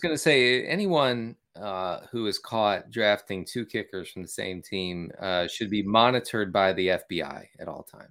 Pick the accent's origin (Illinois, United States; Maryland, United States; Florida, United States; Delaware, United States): Maryland, United States; I grew up in Maryland